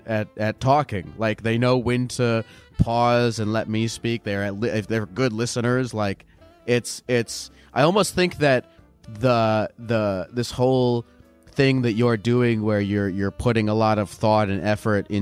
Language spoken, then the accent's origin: English; Maryland, United States; I'm from Maryland.